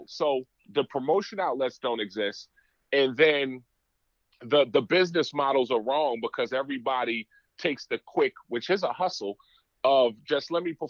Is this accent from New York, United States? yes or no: yes; New York, United States; also born or lived in New Jersey; Growing up in New York, New Jersey, running back and forth all over the place doing shows.